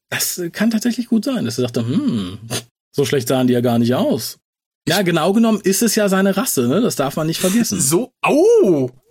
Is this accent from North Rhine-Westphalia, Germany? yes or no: yes; Düsseldorf, North Rhine-Westphalia, Germany; born or raised there